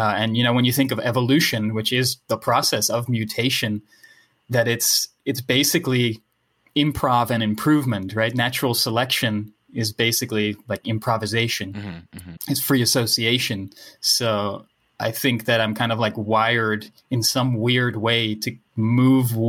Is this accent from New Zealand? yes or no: no; Netherlands; first language Dutch; English is a second language; English is my second language, you know, I'm from the Netherlands. Right. So Dutch is my first language